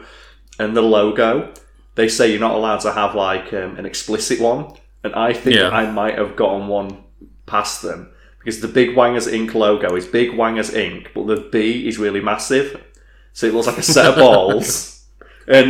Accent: United Kingdom; We're British.

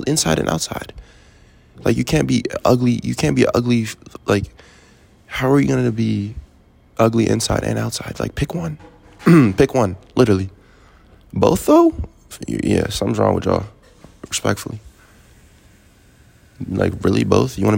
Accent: Maryland, United States; also born or lived in Fairfax, Virginia / Germantown, Maryland; I just say I'm from Maryland

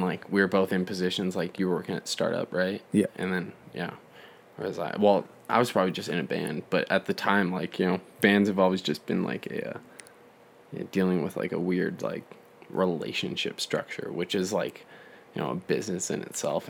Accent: Calgary, Alberta, Canada; we're from Calgary, Alberta, yeah. Canada

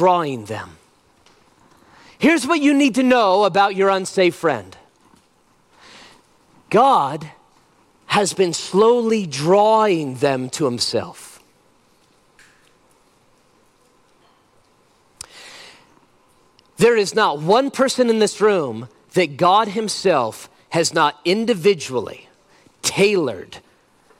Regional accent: United States; I'm an American

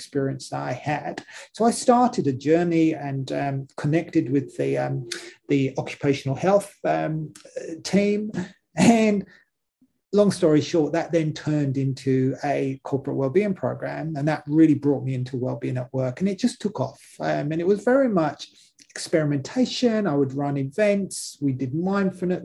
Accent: London, United Kingdom; moved away as an adult; now in Australia; I wasn't born in Australia. I've been in Australia for about 6 years now. Prior to that, I spent most of my life in London

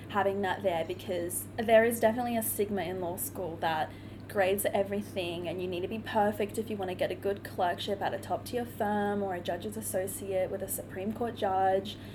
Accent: Cairns, Queensland, Australia; moved away as an adult; now in Brisbane, Australia; I'm originally from Cairns, so I moved down to Brisbane all on my own, away from my family, to pursue my law degree.

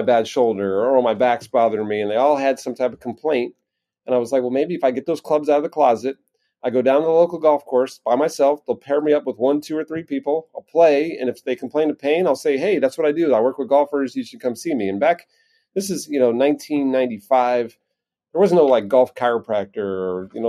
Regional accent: East Coast, United States; moved away as an adult; also born or lived in Quad Cities, Iowa; growing up on the East Coast to Midwest

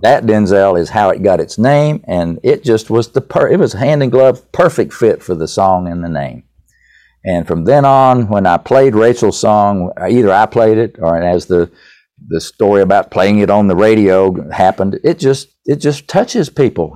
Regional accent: East Tennessee, United States; accent: Tennessee; I grew up in East Tennessee

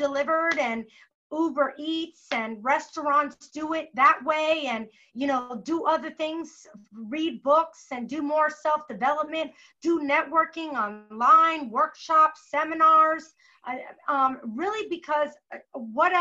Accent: Florida, United States; moved away; I'm originally from Florida.

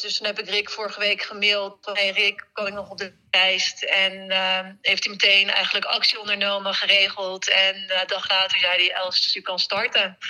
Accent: Netherlands; een race in ons thuisland

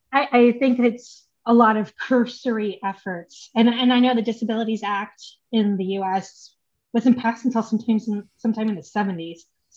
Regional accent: United States; born there; I mean, I was born in the States, but anyway

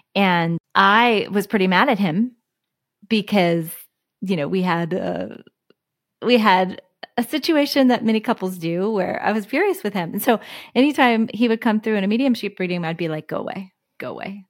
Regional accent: Houston, Texas, United States; the library where I grew up in Houston

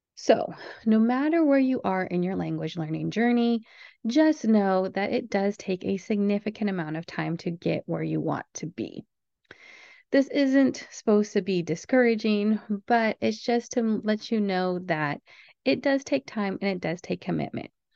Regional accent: United States; I'm from the United States

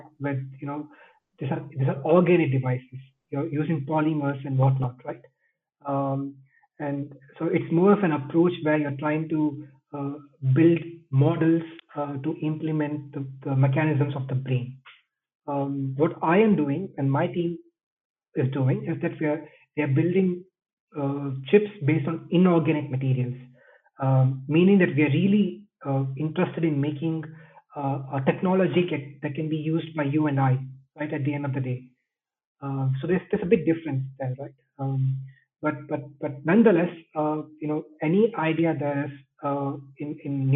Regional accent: India; now in Switzerland; I'm Indian.

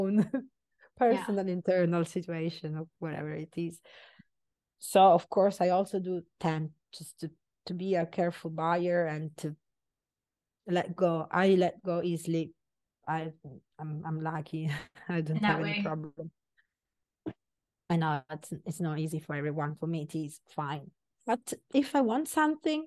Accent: Sicily, Italy; moved away; I am very Italian. I'm from Sicily.

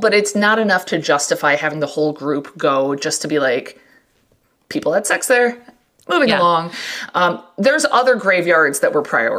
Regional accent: Midwest, United States; we're from the Midwest

